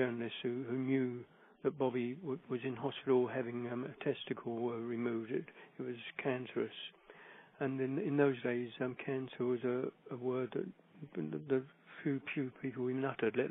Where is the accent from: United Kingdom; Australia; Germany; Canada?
United Kingdom; London; I'm the kid from Cable Street. I grew up in the East End